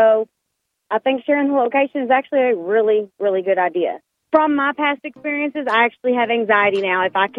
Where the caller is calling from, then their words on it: Longview, Texas, United States; from Longview, Texas.